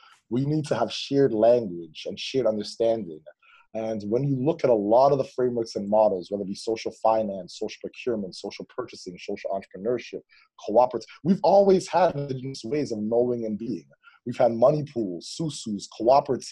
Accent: Toronto, Ontario, Canada; I grew up in East Toronto and in the Malvern and Kingston Gallo communities

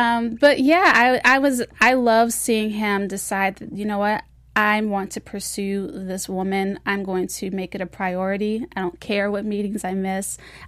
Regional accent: Baltimore, Maryland, United States; I'm from Baltimore. We get plenty of snow.

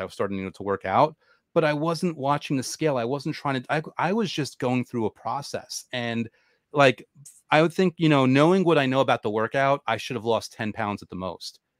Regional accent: New York, United States; I'm a New Yorker

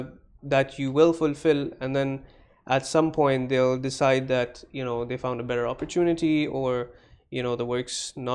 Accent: Dubai, United Arab Emirates; I'm born in Dubai.

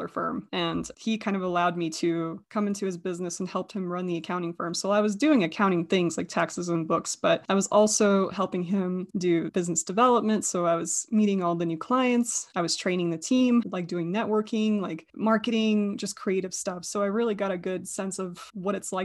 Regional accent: United States; also born or lived in Russia; And then we went to America

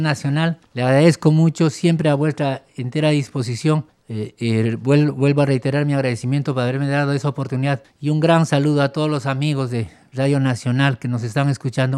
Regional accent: Cusco, Peru; yo como cusqueño

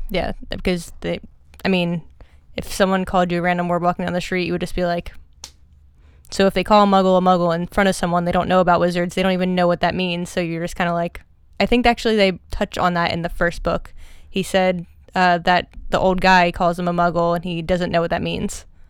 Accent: outside of Philadelphia, Pennsylvania, United States; grew up outside of Philly

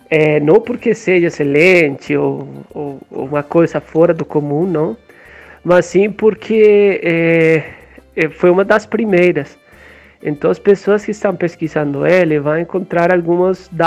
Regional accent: Pereira, Risaralda, Colombia; born there; Portuguese is a second language; moved away; Eu nasci em Pereira, uma cidade mais ou menos pequena, na Colômbia

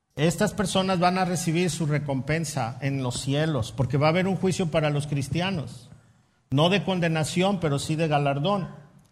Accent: Mexico

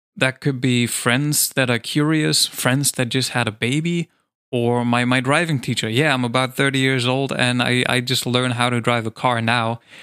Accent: Germany; English is a second language; I came back to Germany.

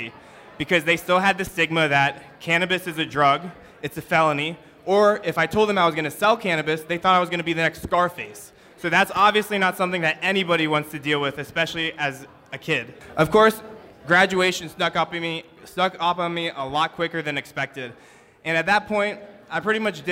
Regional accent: Northern Virginia, United States; I grew up actually in Northern Virginia

